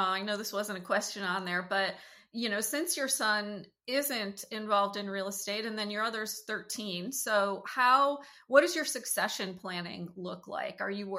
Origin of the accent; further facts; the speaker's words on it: Buffalo, New York, United States; moved away; I'm originally from Buffalo